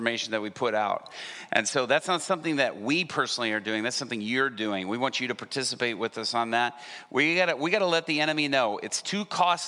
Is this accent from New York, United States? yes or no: no; Atlanta, Georgia, United States; also born or lived in Japan / Dallas, Texas; I was growing up in Atlanta, Georgia. When we moved back from Japan, we lived first in Dallas. But we moved by the time I was 6 years old to Atlanta